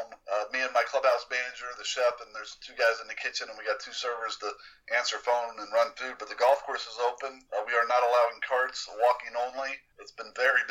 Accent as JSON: {"language": "English", "town": "Cincinnati", "region": "Ohio", "country": "United States", "also_born_or_lived": "Peoria, Illinois / Terre Haute, Indiana", "moved": "as an adult", "said": "I'm actually from Cincinnati"}